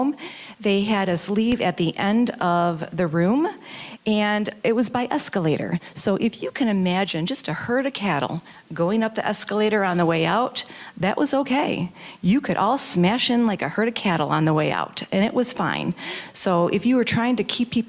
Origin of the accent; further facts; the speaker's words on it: Detroit, Michigan, United States; I am from Detroit. I'm from District 6. We have some thick skins where I'm from.